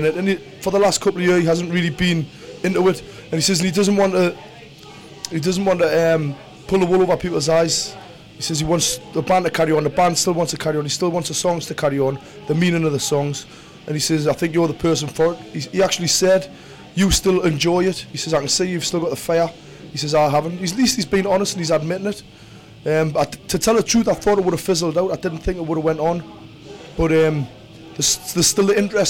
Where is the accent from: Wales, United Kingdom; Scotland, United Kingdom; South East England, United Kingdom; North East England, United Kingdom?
North East England, United Kingdom; Newcastle upon Tyne; I'm from the northeast of England, Newcastle.